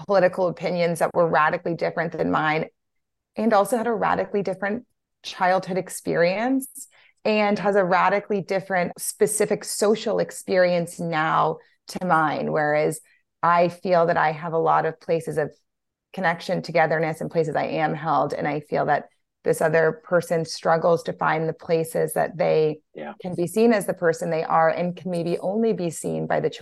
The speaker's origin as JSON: {"language": "English", "region": "Louisiana", "country": "United States", "said": "I'm from Louisiana"}